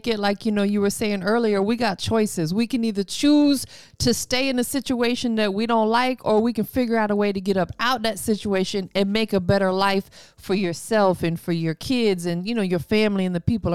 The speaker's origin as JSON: {"language": "English", "town": "Tampa", "region": "Florida", "country": "United States", "tie": "born or raised there", "moved": "as an adult", "lives_now": "Atlanta, United States", "said": "I was born and raised in Tampa. Was there my whole life until I moved to Atlanta about 10 years ago"}